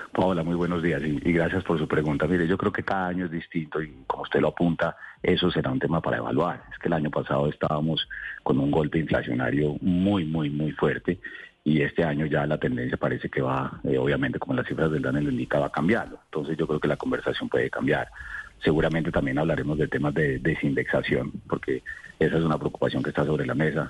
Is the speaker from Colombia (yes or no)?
yes; Colombia; como colombianos